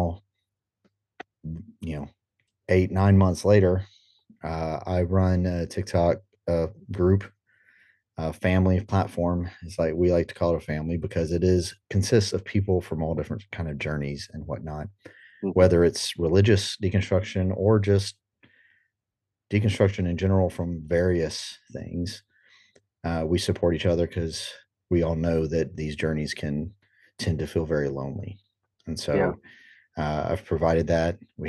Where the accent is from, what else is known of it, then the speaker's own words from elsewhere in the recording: Guatemala; I was born and raised in Guatemala. My parents were missionaries there for 45 years, and I still have a brother who's there, who married a Guatemalan and stayed.